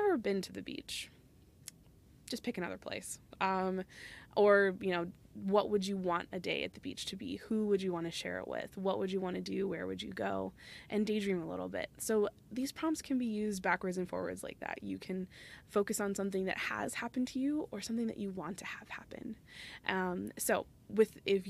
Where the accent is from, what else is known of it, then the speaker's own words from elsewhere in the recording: Phoenix, Arizona, United States; moved away; I'm originally from Phoenix